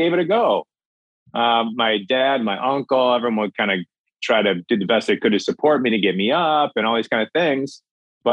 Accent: Minnesota, United States; I grew up in Minnesota, land of 10,000 lakes.

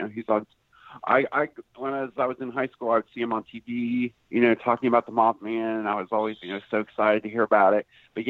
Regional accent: Circleville, Ohio, United States; I'm a member of a UFO group here in my hometown of Circleville.

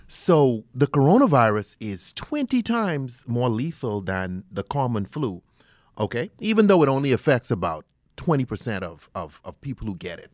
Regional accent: Bahamas; moved away; I'm originally from the Bahamas

